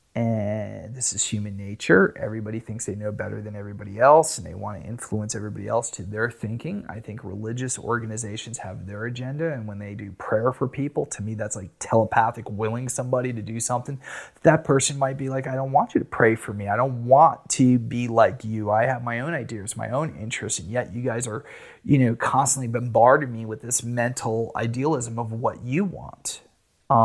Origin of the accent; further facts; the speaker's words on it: United States; I'm American